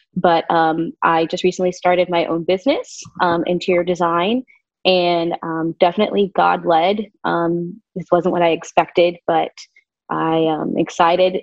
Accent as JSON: {"language": "English", "region": "Southern California", "country": "United States", "tie": "born or raised there", "also_born_or_lived": "Las Vegas, Nevada / Keller, Texas / New York", "moved": "yes", "lives_now": "Northwest Florida, United States", "said": "I was born and raised mostly in California, Southern California."}